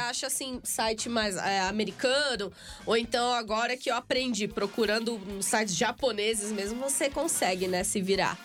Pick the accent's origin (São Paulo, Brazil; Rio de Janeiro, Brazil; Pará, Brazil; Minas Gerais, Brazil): São Paulo, Brazil; Guarujá; vários eventos lá em Santos, né? Que é a minha cidade vizinha, sou do Guarujá